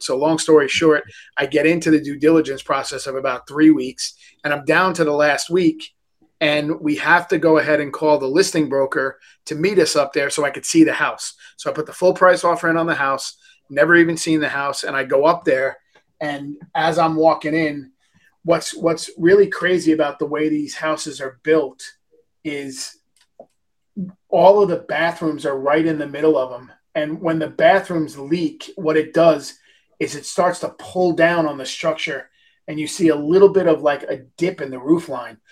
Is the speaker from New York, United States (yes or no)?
yes; New York, United States; moved away; I'm from New York.